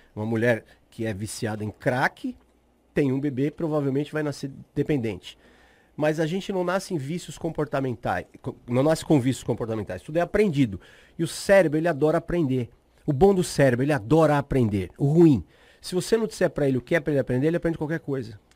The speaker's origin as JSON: {"language": "Portuguese", "region": "São Paulo", "country": "Brazil", "moved": "as an adult", "said": "sou de São Paulo, me mudei uhum. para cá há quatro, cinco meses"}